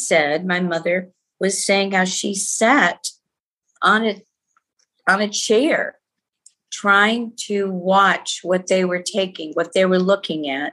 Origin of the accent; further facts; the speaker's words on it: Gardner, Massachusetts, United States; also born or lived in Prague, Czechoslovakia; we came to this country, immigrated, and then we finally settled in Gardner, Massachusetts, a small town up north near not too far from New Hampshire